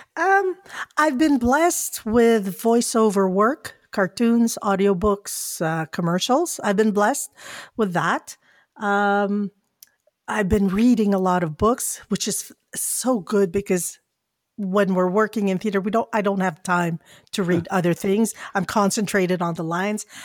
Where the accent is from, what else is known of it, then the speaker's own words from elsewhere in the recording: Philippines; I'm a Filipino